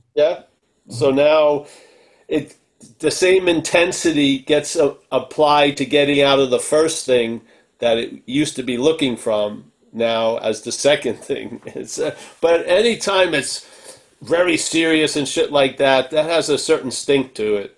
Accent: Long Island, New York, United States; I grew up in Long Island

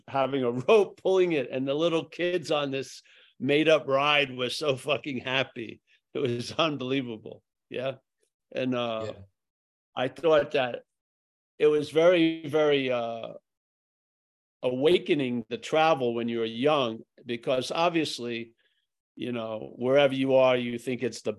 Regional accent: Northern California, United States; where I grew up and back in Northern California

